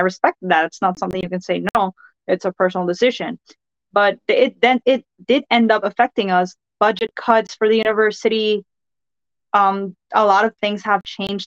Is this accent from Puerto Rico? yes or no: yes; San Juan, Puerto Rico; I'm from Santurce.